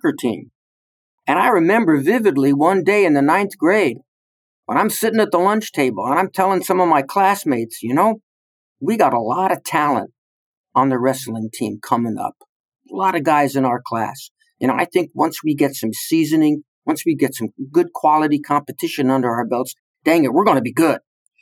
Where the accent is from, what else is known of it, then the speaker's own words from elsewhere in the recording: New Jersey, United States; now in West Point, United States; I'm a refugee from the state of New Jersey.